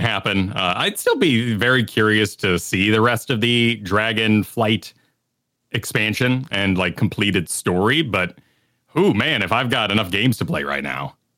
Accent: Virginia, United States; moved away; also born or lived in New Mexico; I say fur. I'm from Virginia, you know, originally, so I picked up a fur when I was very young.

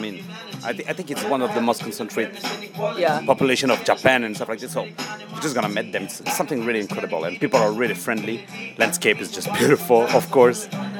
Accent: Belgium; moved away as an adult; also born or lived in Rwanda; now in Rio de Janeiro, Brazil; Well, I'm from Belgium. Originally, I'm half from Belgium, from my dad, and I'm half from Rwanda, from my mom. I'm here to Rio to make a project

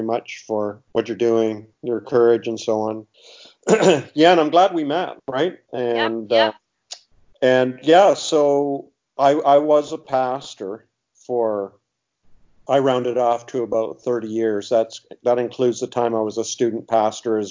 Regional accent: Canada; also born or lived in Toronto area / Springfield, Missouri; I'm from Canada, so I live in Canada. And I was in the Toronto area.

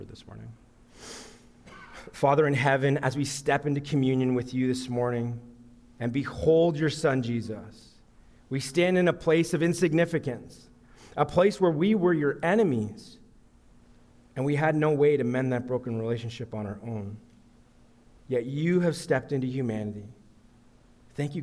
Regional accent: Sudbury, Ontario, Canada; I grew up in Sudbury

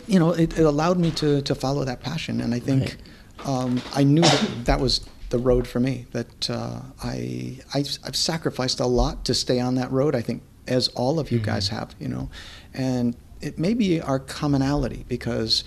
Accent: Pittsford, New York, United States; moved away; I was born and raised just outside of Rochester, a little town called Pittsford

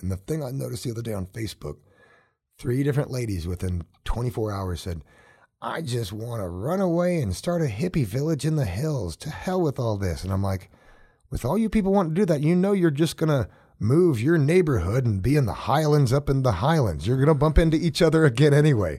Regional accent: Oklahoma, United States; now in Colorado, United States; Some of my earliest memories growing up in Oklahoma are barefoot, hot

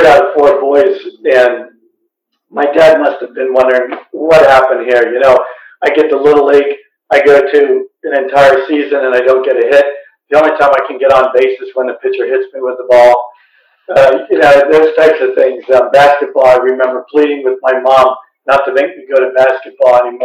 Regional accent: outside of Philadelphia, Pennsylvania, United States; I grew up outside of Philadelphia

